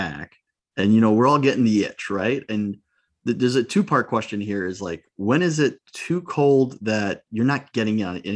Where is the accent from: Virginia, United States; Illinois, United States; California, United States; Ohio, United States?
Illinois, United States; Chicago; I'm from Chicago